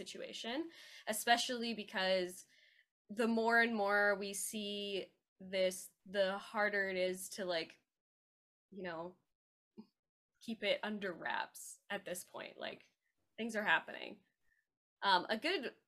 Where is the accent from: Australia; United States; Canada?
Canada; as a Canadian